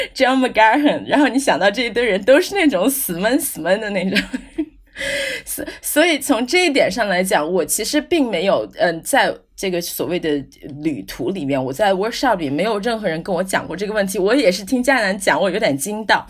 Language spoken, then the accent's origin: Chinese; China; also born or lived in United States; now in Ireland; 我作为一个中国人来讲